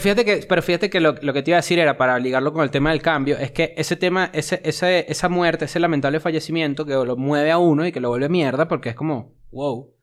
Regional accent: Venezuela; now in Mexico City, Mexico

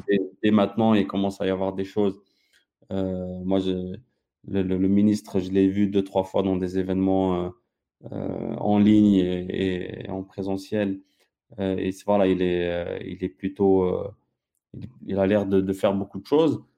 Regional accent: Algeria; je suis algérien, j'ai, mon passeport algérien jusqu'à maintenant

